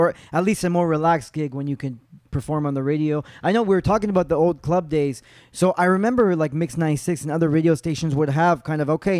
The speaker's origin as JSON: {"language": "English", "town": "Montreal", "region": "Quebec", "country": "Canada", "tie": "born or raised there", "said": "I grew up West Island, but I've been downtown for quite a while."}